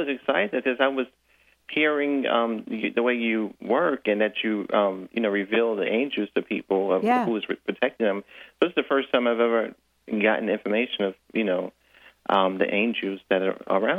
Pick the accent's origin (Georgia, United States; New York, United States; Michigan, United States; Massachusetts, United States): New York, United States; New York City; I'm in Brooklyn.